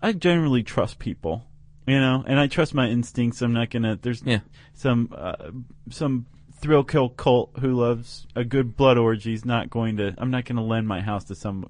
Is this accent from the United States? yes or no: yes; Toledo, Ohio, United States; ragged on my hometown as an example of a place you wouldn't want to go.